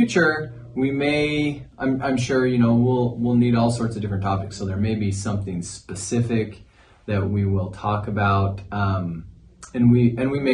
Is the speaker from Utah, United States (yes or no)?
yes; Cache Valley, Northern Utah, United States; moved away as an adult; now in St. George, United States; I'm from Cache Valley, Northern Utah